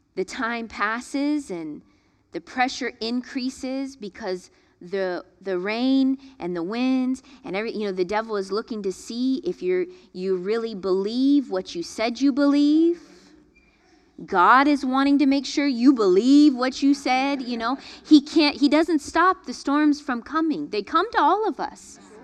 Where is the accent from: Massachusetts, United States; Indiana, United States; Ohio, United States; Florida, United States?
Florida, United States; growing up in Florida